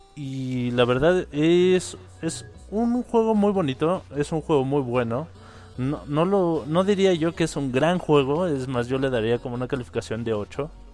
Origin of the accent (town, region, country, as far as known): Mexico